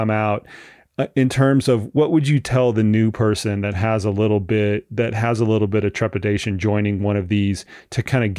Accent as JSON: {"language": "English", "region": "Florida", "country": "United States", "lives_now": "Colorado Springs, United States", "said": "I come from Florida and our camps are in Colorado Springs, 6,000 feet."}